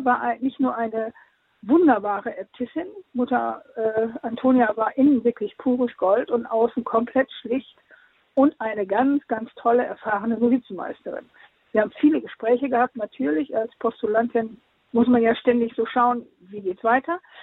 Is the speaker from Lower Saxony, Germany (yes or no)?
yes; Osnabrück, Lower Saxony, Germany; also born or lived in Venezuela; Osnabrück, meiner Heimatstadt